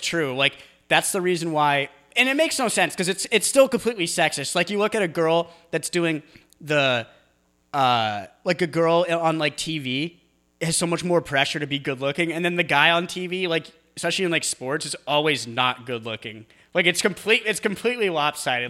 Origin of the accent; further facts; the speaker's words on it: New England, United States; I'm from New England